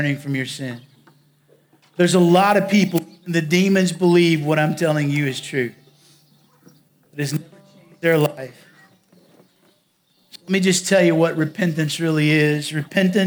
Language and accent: English; southwest Virginia, United States; also born or lived in Round Rock, Texas; now in La Grange, United States; I'm actually from Virginia. But I'm from the part of Virginia where Virginia, North Carolina, and Tennessee kind of all come together.